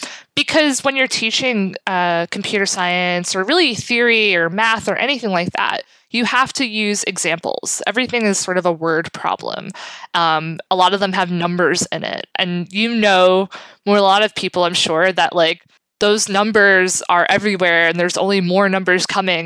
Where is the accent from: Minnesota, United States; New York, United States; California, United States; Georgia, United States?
New York, United States; New York City; now in Jersey City, United States; I live in Jersey City. I'm originally from South Brooklyn. I've always lived in this area